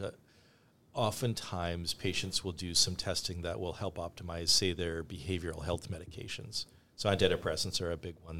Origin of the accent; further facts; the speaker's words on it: Canada; now in United States; I grew up in Canada